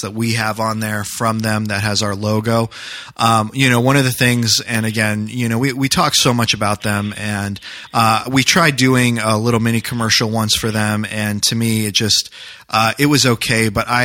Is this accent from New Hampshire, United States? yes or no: yes; New Hampshire, United States; moved away; I grew up in New Hampshire